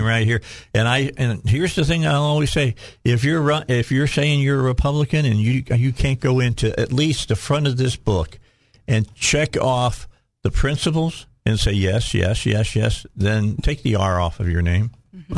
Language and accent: English; Chicago, Illinois, United States; moved away as an adult; now in Cabot, United States; I grew up outside of Chicago.